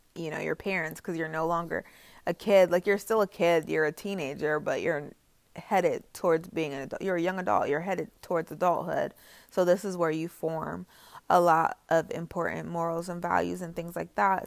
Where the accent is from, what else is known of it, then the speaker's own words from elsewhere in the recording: Indiana, United States; also born or lived in North Carolina; I came home from North Carolina to Indiana